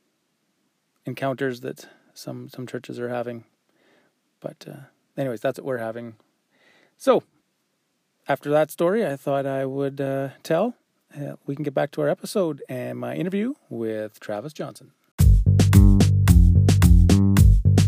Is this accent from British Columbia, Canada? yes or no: no; Eastend, Saskatchewan, Canada; I grew up in East End